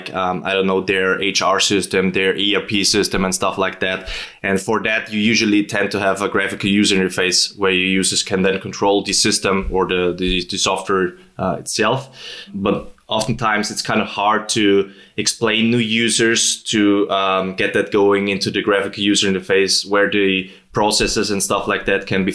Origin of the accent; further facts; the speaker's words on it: near Schwarzenegger's birthplace, Styria, Austria; accent: Austrian; English is a second language; I'm from Austria, as you might hear from my dialect, especially talking not like Schwarzenegger, but a bit like him. Actually, I've grown up in a city which is kind of 2 kilometers from his birthplace